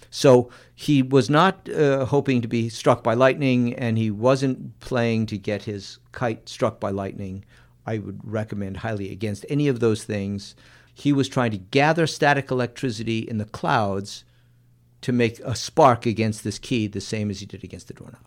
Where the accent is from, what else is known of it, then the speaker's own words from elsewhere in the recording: Missouri, United States; we're from Missouri